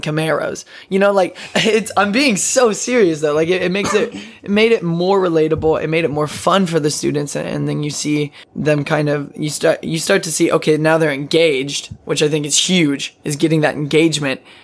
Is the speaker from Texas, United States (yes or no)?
yes; Odessa, Texas, United States; I'm from Odessa, Texas